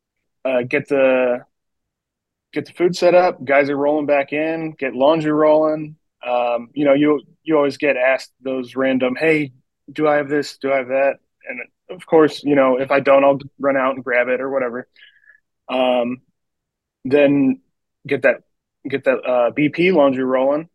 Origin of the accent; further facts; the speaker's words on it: West Virginia, United States; I actually grew up in West Virginia, probably about 15 minutes outside of Hagerstown.